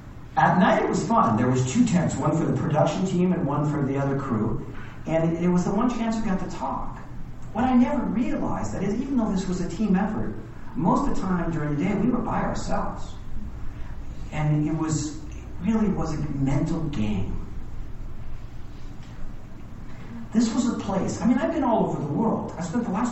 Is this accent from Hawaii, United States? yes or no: yes; Hawaii, United States; now in Lake Tahoe, United States; I was born and raised in Hawaii